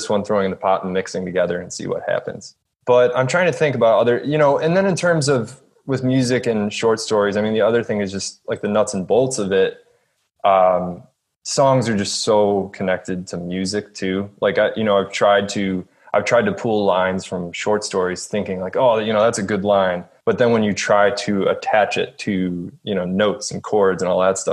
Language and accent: English; Cleveland, Ohio, United States; moved away as an adult; also born or lived in Athens, Ohio / Austin, Texas; now in West Virginia, United States; I grew up outside of Cleveland in kind of just like a working class suburb.